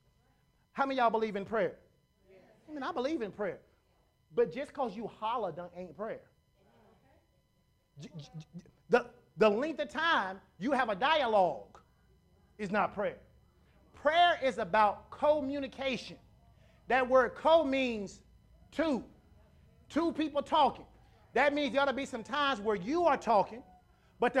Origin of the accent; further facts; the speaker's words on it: Conway, United States; I grew up in Conway